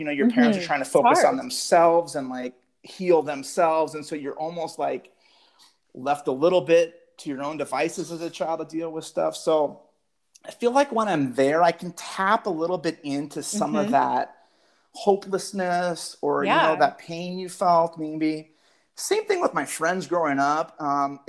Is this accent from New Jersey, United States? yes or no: no; Phoenix, Arizona, United States; I grew up here in West Phoenix